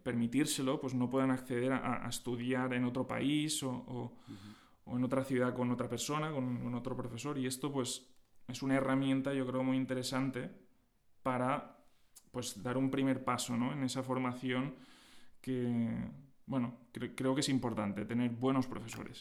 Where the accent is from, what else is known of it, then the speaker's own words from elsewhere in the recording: Agost, Valencian Community, Spain; Sí, yo soy de Agost, un, pueblo de poco más de 4.000 habitantes en, Alicante